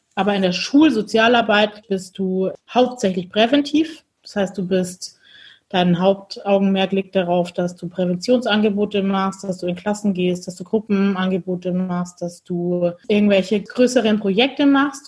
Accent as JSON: {"language": "German", "region": "Bavaria", "country": "Germany", "said": "wir kommen aus dem Bundesland Bayern"}